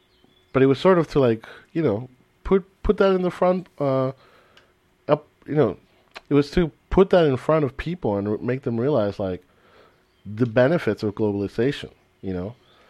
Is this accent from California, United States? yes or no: yes; California, United States; now in Europe; Like, I consider myself an American, even though I come from, you know, Hispanic descent, you know. I like to say that I'm a Californian because living in California molded my identity.